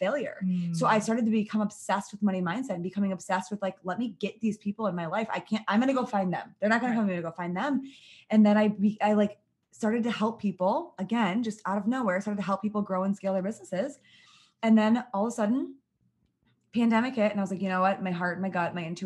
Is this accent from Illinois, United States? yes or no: no; Michigan, United States; I was born and raised in Michigan